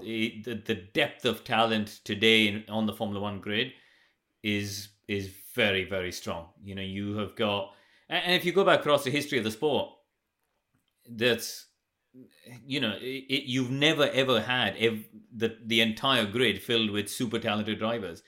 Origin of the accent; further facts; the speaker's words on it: India; moved away; when I grew up in India, we didn't have any karting